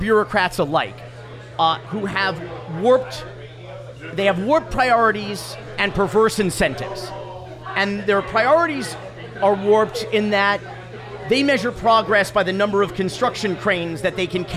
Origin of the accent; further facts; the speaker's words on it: North Miami Beach, Florida, United States; I'm a native Floridian and a lifelong Miamian